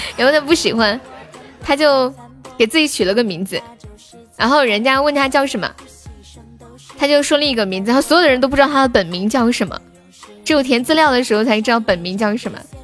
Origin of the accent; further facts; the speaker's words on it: Sichuan, China; accent: Sichuanese; moved away; also born or lived in Shaanxi; 我除了在四川，就是在陕西待的最久了